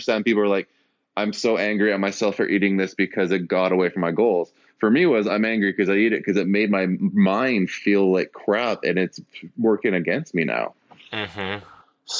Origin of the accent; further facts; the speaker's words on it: Canada; I'm a Canadian